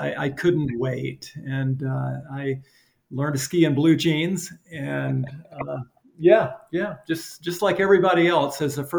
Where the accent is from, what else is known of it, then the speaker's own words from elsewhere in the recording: Alabama, United States; Alabama. Yeah.